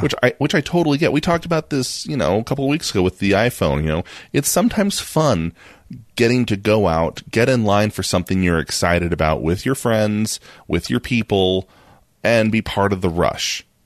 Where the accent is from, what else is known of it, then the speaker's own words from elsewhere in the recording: United States; we're American